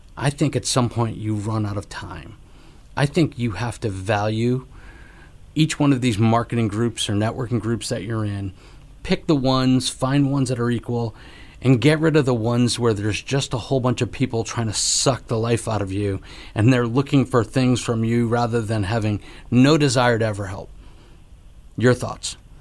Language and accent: English; Connecticut, United States; now in Florida, United States; I'm from Connecticut